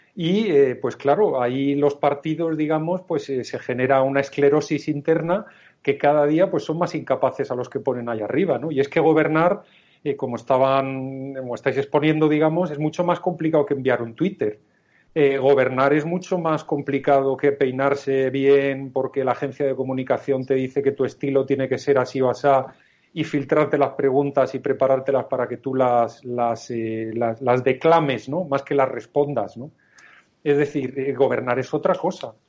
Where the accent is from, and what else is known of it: Spain